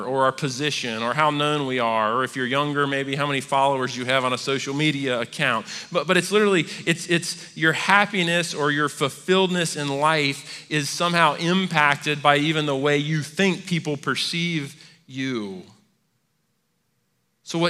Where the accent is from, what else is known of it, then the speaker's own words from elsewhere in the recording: United States; we as American Christians